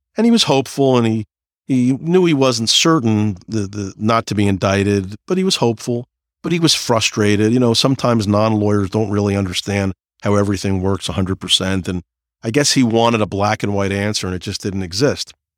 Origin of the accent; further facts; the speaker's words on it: New Jersey, United States; I'm from New Jersey